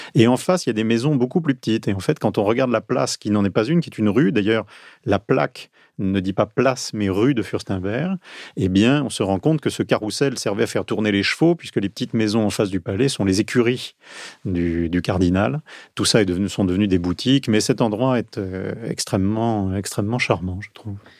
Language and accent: French; Marseille, Provence-Alpes-Côte d'Azur, France; also born or lived in Vaucluse; now in Paris, France; je suis né à Marseille, j'ai grandi au bord de la Méditerranée